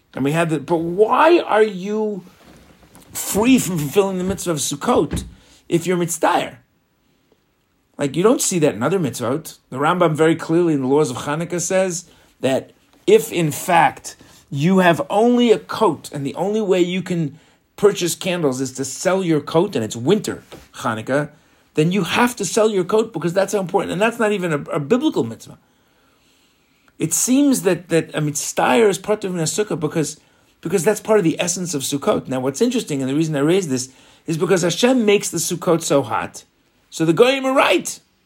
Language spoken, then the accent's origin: English; New York, United States; also born or lived in Florida; now in Israel; growing up in New York